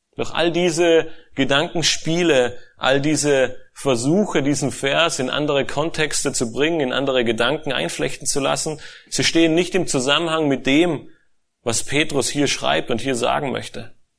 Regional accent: Germany; als Deutsche

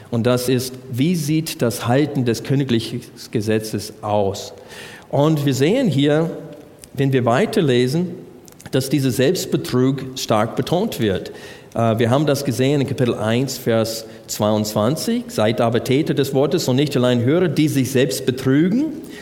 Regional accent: United States; German is a second language; ich als Amerikaner kann das Wort Brüder nicht in Einzahl sagen.

